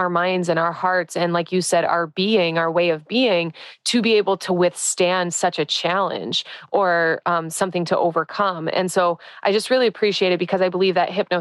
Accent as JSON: {"language": "English", "region": "Midwest", "country": "United States", "tie": "born or raised there", "moved": "yes", "lives_now": "California, United States", "said": "I come from the Midwest"}